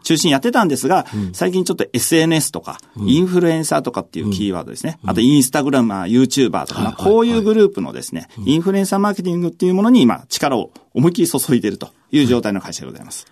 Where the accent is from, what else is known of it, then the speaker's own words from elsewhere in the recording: Mishima, Shizuoka, Japan; 静岡県のあの、伊豆のですね、三島市というところですね